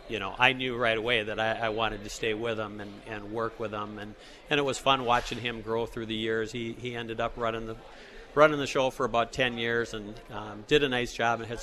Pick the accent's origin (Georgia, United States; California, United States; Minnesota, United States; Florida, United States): Minnesota, United States; Duluth; now in Hudson, United States; I grew up in Duluth, Minnesota